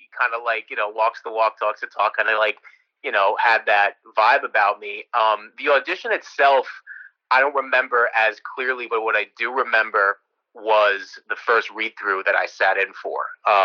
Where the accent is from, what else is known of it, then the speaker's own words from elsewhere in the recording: New York, United States; I'm from New York, so I was kind of, you know, close enough to everything that I could have gotten involved.